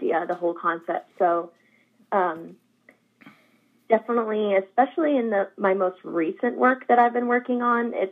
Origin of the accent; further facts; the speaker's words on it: Jeffersonville, Vermont, United States; also born or lived in Alaska / New York City; now in Hendersonville, United States; I grew up in Vermont